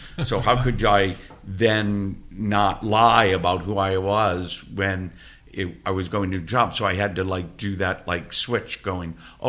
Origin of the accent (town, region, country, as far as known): Georgia, United States; born or raised there